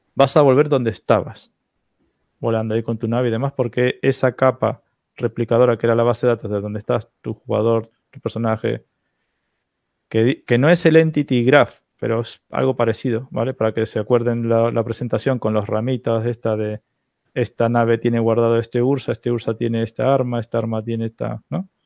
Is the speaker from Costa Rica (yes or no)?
no; Argentina; accent: Argentine; yo tengo acento argentino